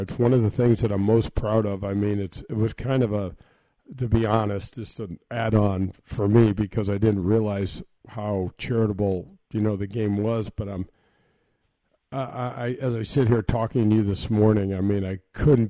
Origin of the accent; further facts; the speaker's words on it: St. Louis, Missouri, United States; I grew up in North County.